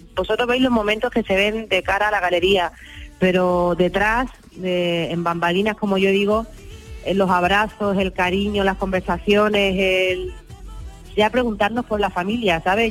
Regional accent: Andalusia, Spain; el 80% somos andaluces todos

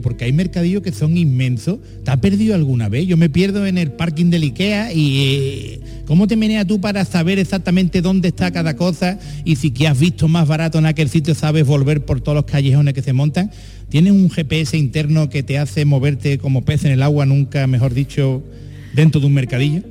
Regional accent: Jerez de la Frontera, Andalusia, Spain; yo que soy de Jerez

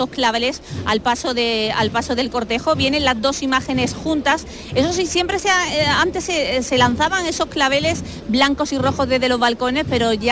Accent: Melilla, Spain; Soy de Melilla, pero vivo aquí muchos años, pero esto no me lo pierdo yo.

